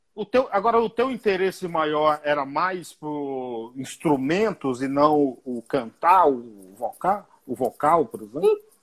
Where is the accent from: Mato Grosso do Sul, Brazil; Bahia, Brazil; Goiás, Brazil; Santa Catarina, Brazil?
Bahia, Brazil; now in São Paulo, Brazil; Eu sou baiano